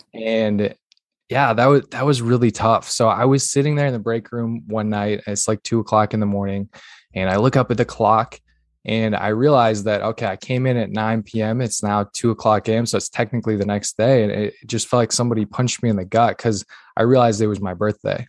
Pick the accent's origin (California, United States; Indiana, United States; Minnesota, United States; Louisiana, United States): Minnesota, United States; northern; I'm originally born and raised in Minnesota, northern Minnesota, tiny little town, like literally three hundred people